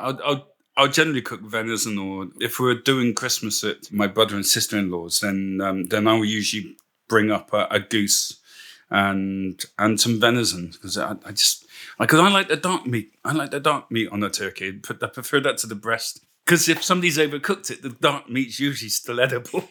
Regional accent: Bristol, South West England, United Kingdom; moved away as an adult; now in Port Talbot, United Kingdom; my accent isn't Welsh, of course. I'm originally from Bristol

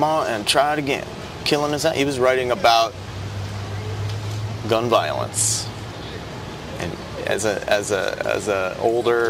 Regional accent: New Jersey, United States; I grew up in New Jersey in the 80s

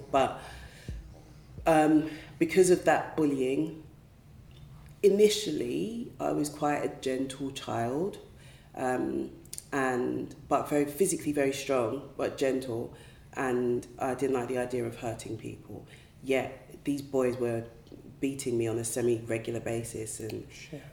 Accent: London, United Kingdom; also born or lived in Woolwich; I haven't moved that far away from where I was raised, to be honest. I was born in Greenwich, South East London

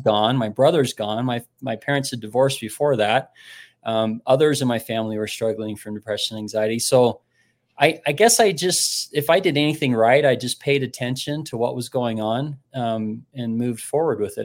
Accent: Utah, United States; moved away as an adult; also born or lived in Missouri / Nashville, Tennessee

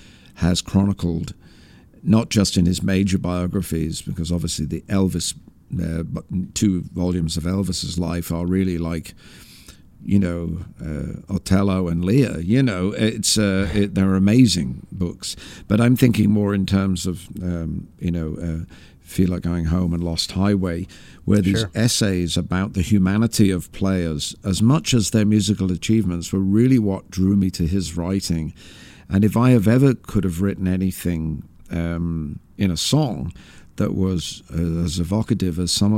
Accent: England, United Kingdom; Some of the people that he wrote about were people I couldn't have known about at all in growing up in England.

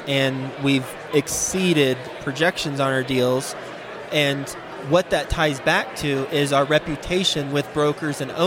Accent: Fort Worth, Texas, United States; now in Cincinnati, United States; I am from Fort Worth, and we have the majority of our portfolio in Dallas-Fort Worth

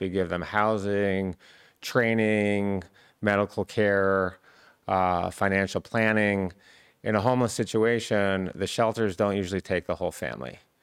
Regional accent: Michigan, United States; I grew up in Michigan

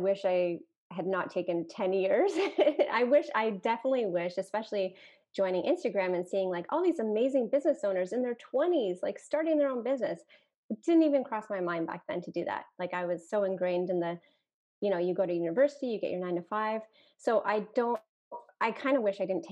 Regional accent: Canada; I'm a Canadian

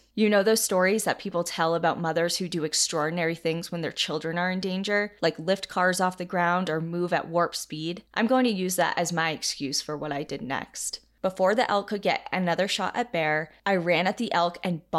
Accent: Colorado, United States; Growing up in Colorado, I know all of this information, and because of that, always keep an eye out when walking my dogs.

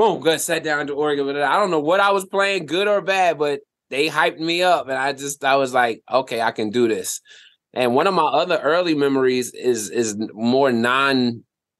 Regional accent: Willingboro, New Jersey, United States; moved away as an adult; also born or lived in Trenton, New Jersey / Philadelphia, Pennsylvania; I was in Willimboro, New Jersey. I grew up in Jersey, born in Trenton.

